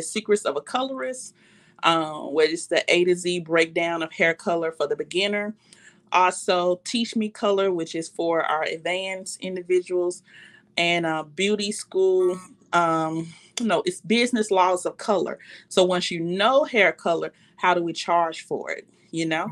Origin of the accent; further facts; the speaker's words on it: Memphis, Tennessee, United States; I was from Memphis